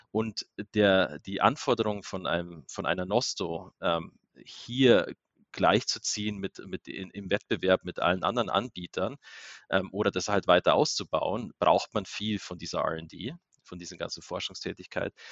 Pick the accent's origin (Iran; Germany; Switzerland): Germany; Bavaria; now in Salzburg, Austria; Also Österreich, A, bin ich sowieso an der Grenze aufgewachsen zu Österreich. B, Salzburg ist ja unglaublich schön zum Leben.